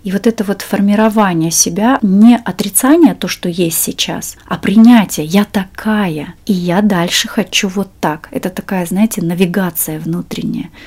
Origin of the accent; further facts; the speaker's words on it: Siberia, Russia; now in Moscow, Russia; я сама из Сибири, и, эм, сейчас живу в Москве